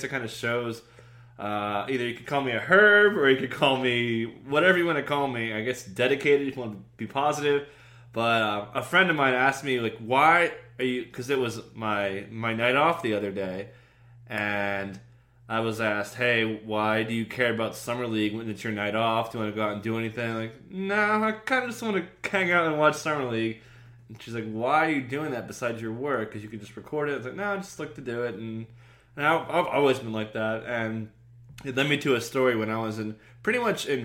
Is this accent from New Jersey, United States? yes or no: yes; New Jersey, United States; I'm from New Jersey